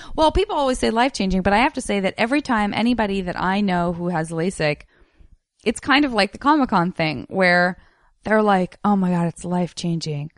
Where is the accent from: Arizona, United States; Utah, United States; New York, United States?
Arizona, United States; Tucson; I grew up in Tucson